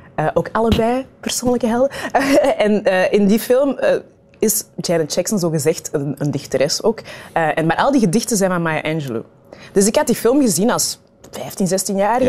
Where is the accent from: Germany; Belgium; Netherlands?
Belgium; Kempen, Flanders; also born or lived in Rwanda / Turnhout; En dan zijn wij verhuisd naar Turnhouten. dat is dan 15 kilometer verder van het dorpje waar ik ben opgegroeid